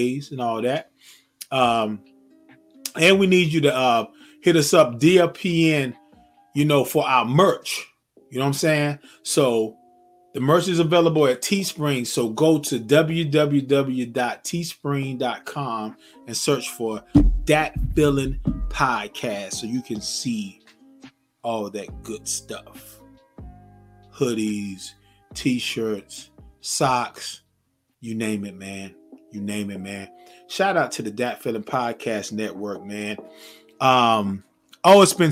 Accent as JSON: {"language": "English", "town": "Zebulon", "region": "North Carolina", "country": "United States", "tie": "born or raised there", "moved": "as an adult", "lives_now": "Georgia, United States", "said": "my home state, my hometown, Zebulon, North Carolina"}